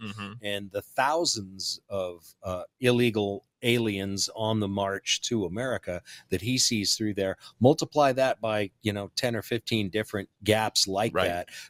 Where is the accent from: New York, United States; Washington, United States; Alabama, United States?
Washington, United States; now in Florida, United States; my home state of Washington.